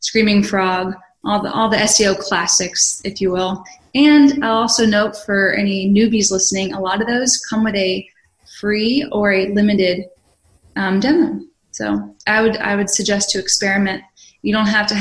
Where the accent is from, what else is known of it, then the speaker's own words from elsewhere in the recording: Philadelphia, Pennsylvania, United States; I'm from Philly